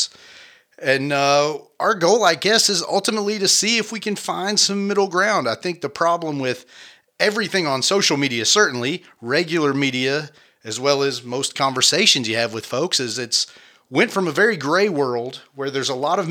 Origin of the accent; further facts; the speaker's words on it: Cumberland Gap area, Kentucky, United States; also born or lived in California; now in Berea, United States; I was born in California, grew up in the Cumberland Gap area